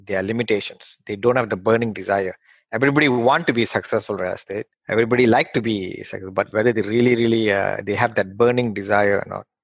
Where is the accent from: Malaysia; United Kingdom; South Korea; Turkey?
Malaysia; English is a second language; now in United States; I came from Malaysia, like probably like 10 years ago to the US through a company transfer.